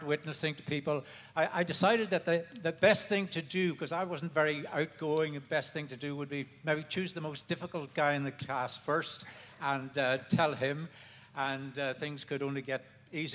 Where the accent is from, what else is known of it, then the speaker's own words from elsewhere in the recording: County Tyrone, Northern Ireland, United Kingdom; also born or lived in Belfast; now in France; I was born in Belfast, brought up in County Tyrone.